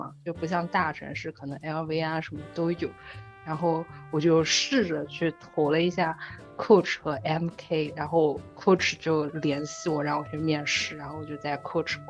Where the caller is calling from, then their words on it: Halifax, Nova Scotia, Canada; 我在那个加拿大的那个 Halifax，哈里法克斯